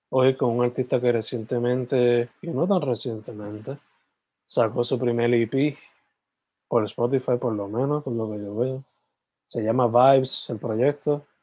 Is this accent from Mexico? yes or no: no; Guaynabo, Puerto Rico; Eh, yo soy de Guaynabo.